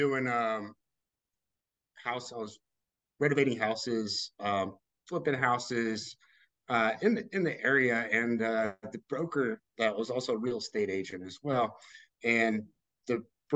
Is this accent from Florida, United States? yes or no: no; Texas, United States; now in Louisville, United States; I was born in Texas originally, lived in Louisville past 20 years